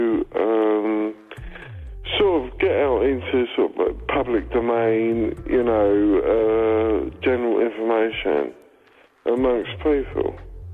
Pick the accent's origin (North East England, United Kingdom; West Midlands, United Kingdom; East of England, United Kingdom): East of England, United Kingdom; St Albans; I come from St. Albans.